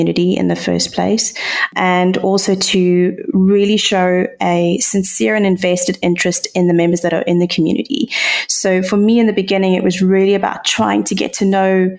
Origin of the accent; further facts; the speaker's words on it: South Africa; being a South African, I don't know if that's quite obvious by my accent, but being here in South Africa